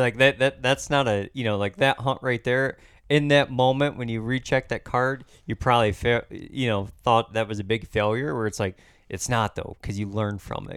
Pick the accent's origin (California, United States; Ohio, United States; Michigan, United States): Michigan, United States; here in my home state